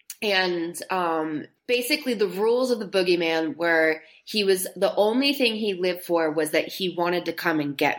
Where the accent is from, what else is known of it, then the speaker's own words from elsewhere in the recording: Florida, United States; growing up in Florida